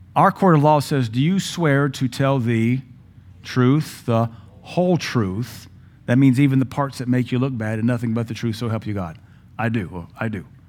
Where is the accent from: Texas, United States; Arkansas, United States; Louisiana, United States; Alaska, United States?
Louisiana, United States; We're from Louisiana